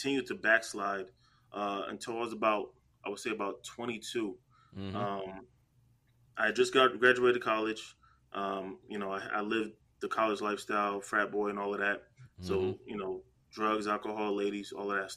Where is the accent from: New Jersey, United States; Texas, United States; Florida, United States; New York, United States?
New Jersey, United States; I'm from Jersey